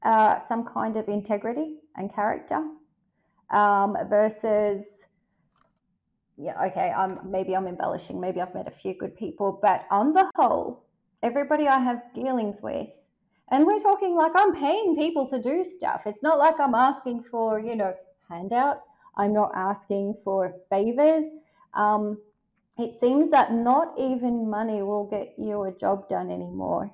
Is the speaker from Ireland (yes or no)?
no; Melbourne, Victoria, Australia; moved away as an adult; also born or lived in Athens, Greece; I grew up in Melbourne. I was 25 or 26 when I left.